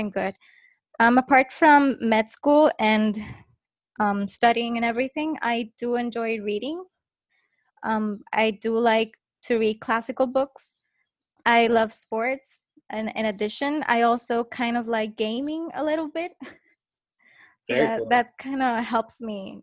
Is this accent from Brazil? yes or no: no; Puerto Rico; I'm from Puerto Rico